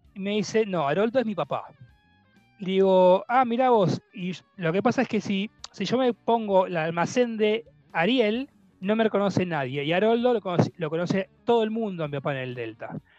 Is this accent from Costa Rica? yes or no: no; Argentina; nosotros los argentinos y los porteños también